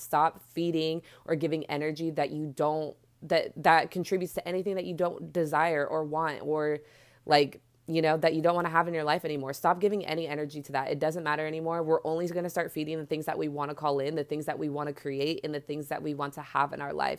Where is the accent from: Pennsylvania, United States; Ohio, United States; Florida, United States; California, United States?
California, United States; Bay Area; I'm from the Bay Area, and so we don't have, like, a subway, we have BART